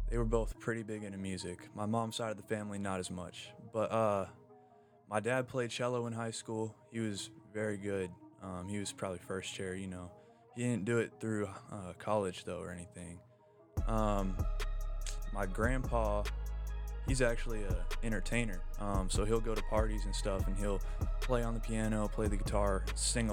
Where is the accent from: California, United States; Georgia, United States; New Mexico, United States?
Georgia, United States; Norcross; Norcross, Peachtree Corners